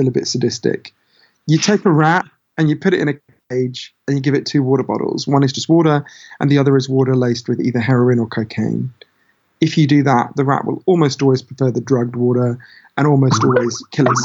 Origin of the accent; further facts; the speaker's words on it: United Kingdom; my home country, Britain